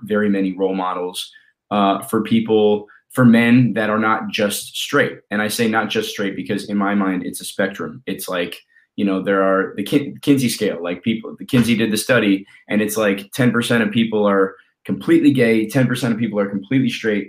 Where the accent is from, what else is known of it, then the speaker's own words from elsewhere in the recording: Colorado, United States; I grew up in Colorado.